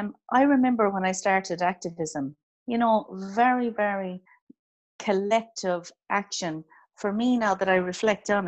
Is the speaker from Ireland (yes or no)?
yes; County Clare, Ireland; I am from North Clare